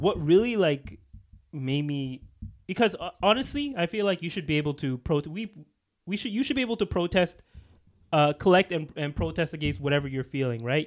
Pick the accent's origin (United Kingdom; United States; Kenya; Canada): Canada; we're, we're Canadians